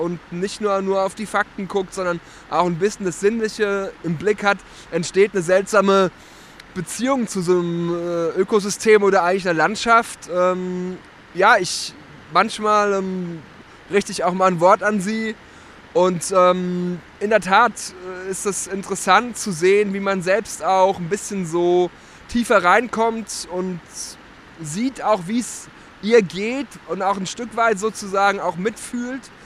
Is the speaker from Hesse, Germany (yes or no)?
yes; Nieder-Ramstadt, Hesse, Germany; moved away as an adult; Ich bin ja hier aufgewachsen in der Rammstadt